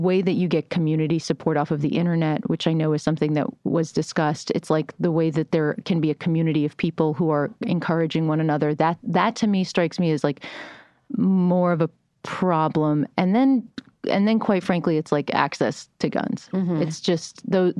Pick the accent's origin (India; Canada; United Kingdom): United Kingdom; moved away; I was born in Britain